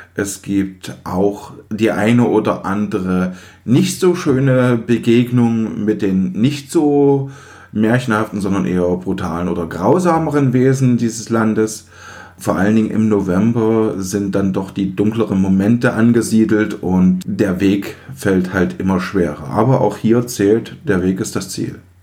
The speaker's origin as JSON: {"language": "German", "region": "East Germany", "country": "Germany", "said": "Ich komme ja aus den Osten und als die Wende kam, war ich vierzehn."}